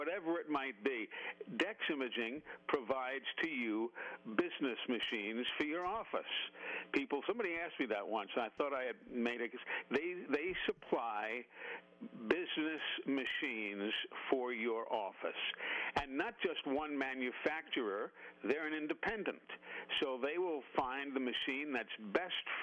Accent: New York City, New York, United States; moved away; I grew up listening to in New York City before I moved down here

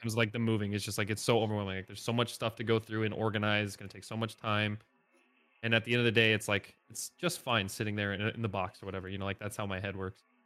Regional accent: Northeast Indiana, United States; born or raised there; moved away as an adult; now in Nashville, United States

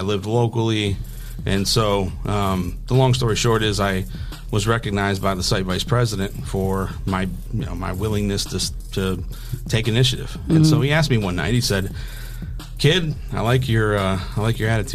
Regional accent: Toledo, Ohio, United States; I'm born and raised in Toledo, LaGrange

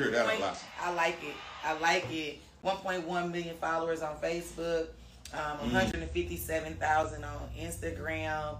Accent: Milwaukee, Wisconsin, United States; I'm from Milwaukee.

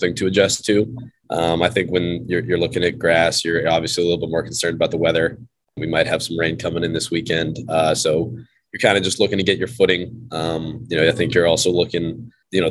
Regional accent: the South, United States; moved away as an adult; I'm from the South.

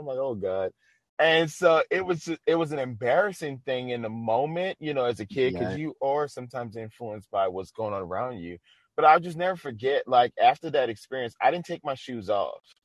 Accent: the South, United States; I'm from the South

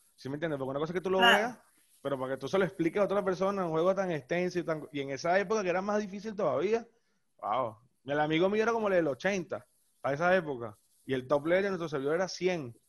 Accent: La Guaira, Venezuela; yo soy de La Guaira

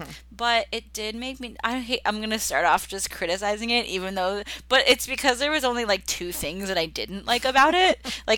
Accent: United States; I'm American.

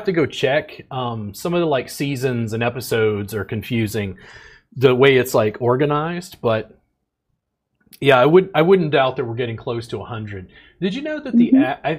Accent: Baton Rouge, Louisiana, United States; now in Texas, United States; I grew up in Louisiana, so we studied Louisiana history.

